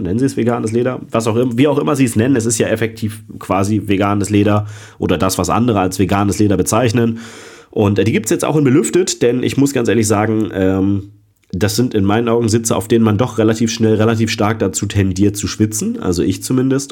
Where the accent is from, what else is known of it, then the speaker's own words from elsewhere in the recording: Germany; Ich als Deutscher